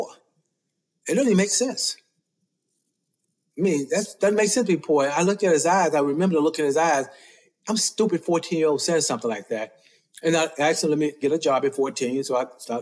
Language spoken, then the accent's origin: English; Memphis, Tennessee, United States; we grew up in North Memphis